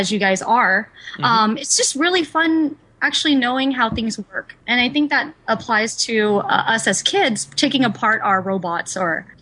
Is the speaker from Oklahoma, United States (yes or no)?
yes; Okmulgee, Oklahoma, United States; now in California, United States; I was born in Oklahoma in a really small city called Okmulgee